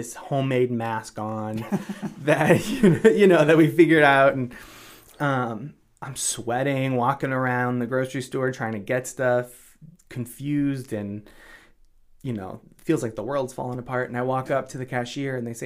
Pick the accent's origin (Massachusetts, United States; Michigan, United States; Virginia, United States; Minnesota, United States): Massachusetts, United States; Marshfield; moved away as an adult; also born or lived in Boston / Cape Cod; I grew up in Marshfield.